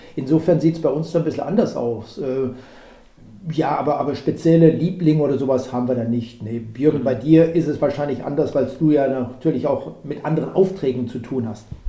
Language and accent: German; Germany; also born or lived in Cologne area; wir Deutsche